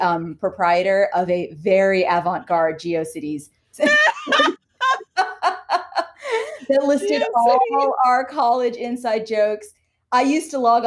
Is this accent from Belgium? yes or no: no; Canada; now in United States; I'm Canadian. I grew up in Canada.